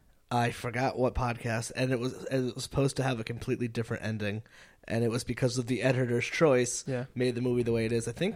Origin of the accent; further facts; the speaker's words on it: Connecticut, United States; now in Providence, United States; Where I grew up in Connecticut